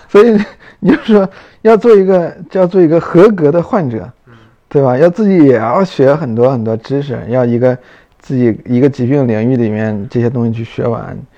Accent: Northeast China, China; moved away; 我们老家东北

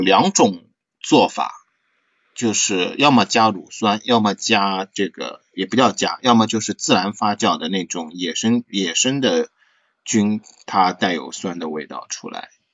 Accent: China; 像我们中国

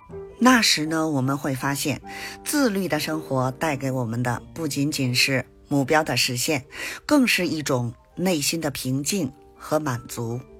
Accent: Beijing, China

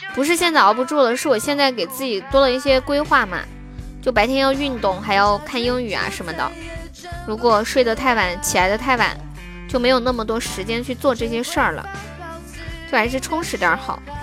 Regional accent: Sichuan, China; 我是四川的

